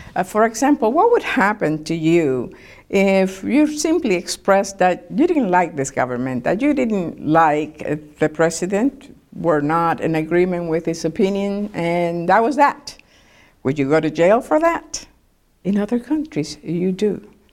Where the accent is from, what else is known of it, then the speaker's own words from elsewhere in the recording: Cuba; now in Lakeland, United States; I grew up in Cuba from, uh, the time that Castro was there in nineteen fifty-nine through nineteen seventy